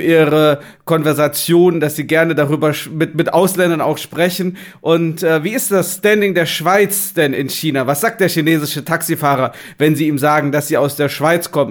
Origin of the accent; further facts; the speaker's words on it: Germany; wir als Deutsche